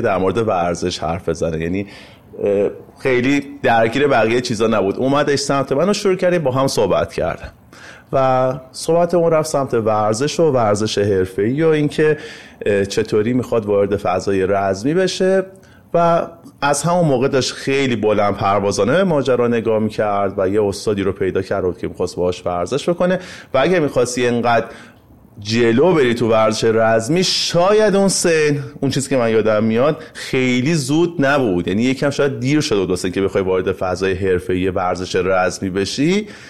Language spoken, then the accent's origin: Persian; Iran; به عنوان یک ایرانی